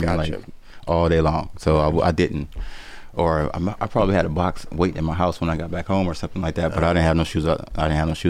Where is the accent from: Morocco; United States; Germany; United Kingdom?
United States; San Francisco, California; I was in LA. I was from San Francisco.